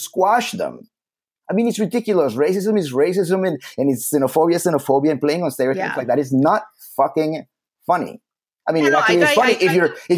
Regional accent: Colombia; now in United States; German family. I was born in Colombia

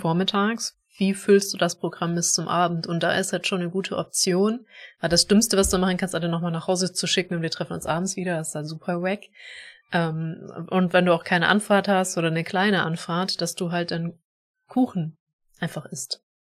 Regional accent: Germany

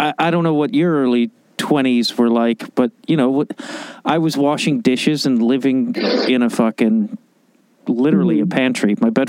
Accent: Chicago, Illinois, United States; I was like a blue collar family and I'm from Chicago

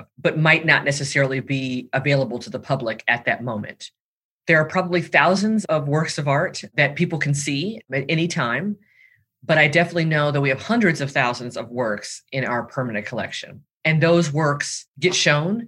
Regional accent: Los Angeles, California, United States; I'm based in Los Angeles, California, and I'm also from Los Angeles

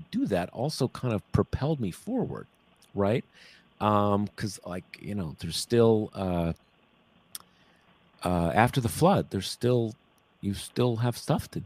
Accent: California, United States; also born or lived in Missouri; I was born in Missouri and I was raised in California.

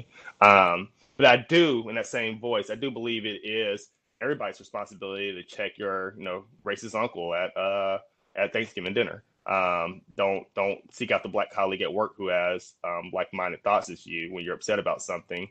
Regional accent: Jackson, Mississippi, United States; I grew up in Jackson, Mississippi, which is where I am right now.

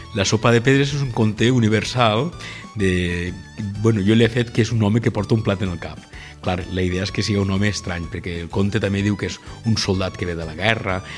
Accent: L'Alcúdia, Valencian Community, Spain; el meu poble, l'Alcúdia

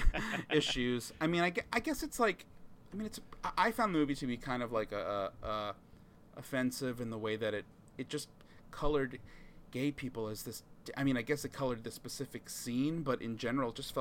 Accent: Long Island, New York, United States; I grew up in Long Island

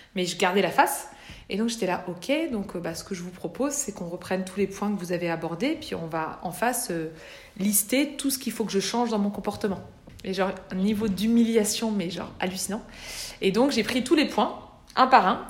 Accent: small village near Bourg-en-Bresse, Auvergne-Rhône-Alpes, France; j'habitais dans un tout petit village d'Empire-sur-Velle, 800 euh, habitants à l'époque, euh, à 15 km de Bourg-en-Bresse

